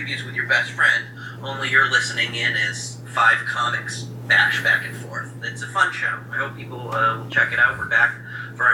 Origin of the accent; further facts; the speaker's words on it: Lee, Massachusetts, United States; moved away as an adult; also born or lived in New York City; I'm from Western Massachusetts, a town called Lee, which is in the Berkshires, the Berkshire Mountains